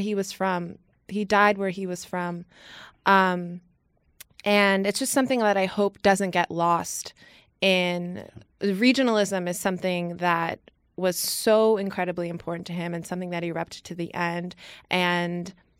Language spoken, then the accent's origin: English; New York City, New York, United States; I grew up in Brooklyn.